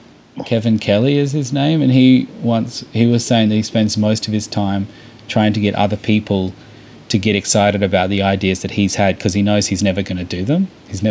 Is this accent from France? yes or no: no; Australia; accent: Australian; I think maybe it could be my Australian accent